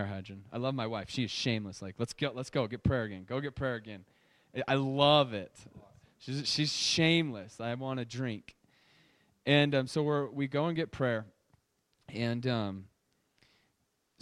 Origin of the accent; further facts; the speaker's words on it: Laramie, Wyoming, United States; I'm from Laramie